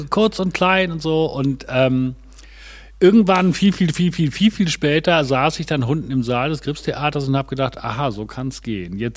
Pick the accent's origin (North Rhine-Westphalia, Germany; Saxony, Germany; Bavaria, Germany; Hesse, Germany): North Rhine-Westphalia, Germany; Gronau; Nee, ich komme aus dem Münsterland, also aus Gronau in Westfalen. Das ist an der deutsch-niederländischen Grenze ungefähr 50 Kilometer westlich von Münster.